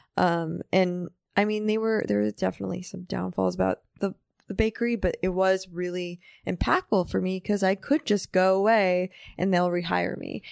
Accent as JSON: {"language": "English", "town": "New York City", "region": "New York", "country": "United States", "tie": "born or raised there", "also_born_or_lived": "Manhattan", "said": "I grew up in Riverdale, which is more like suburb"}